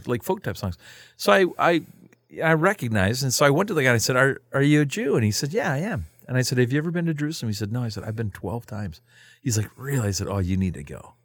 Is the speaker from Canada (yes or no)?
yes; Canada; I'm from Canada.